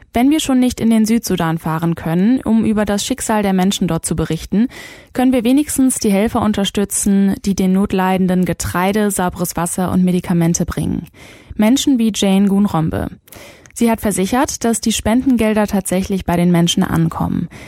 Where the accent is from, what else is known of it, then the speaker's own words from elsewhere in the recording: Germany; Hier bei uns in Deutschland